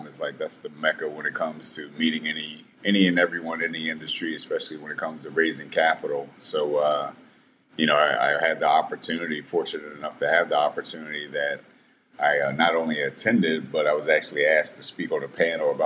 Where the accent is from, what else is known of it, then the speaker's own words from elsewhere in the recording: Southern Anne Arundel County, Maryland, United States; I grew up in Southern Anne Arundel County, which is a very rural area of Maryland, about 40 minutes south of Washington, D.C.